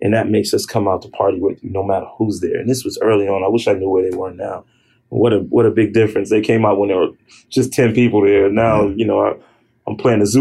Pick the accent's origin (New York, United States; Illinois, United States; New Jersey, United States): New York, United States; New York City; growing up in Harlem was different than growing up in the Bronx. Growing up in Harlem, which were, you know, my younger years